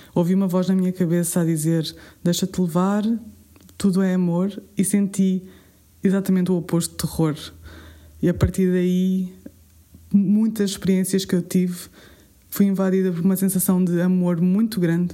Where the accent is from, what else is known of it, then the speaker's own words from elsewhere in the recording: Alentejo, Portugal; como boa alentejana que sou